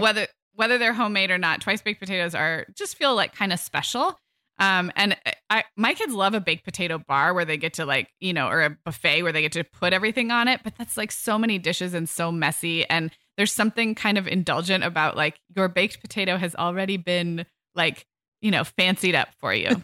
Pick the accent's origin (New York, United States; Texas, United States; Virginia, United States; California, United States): California, United States; growing up in kind of health food conscious California in the eighties and nineties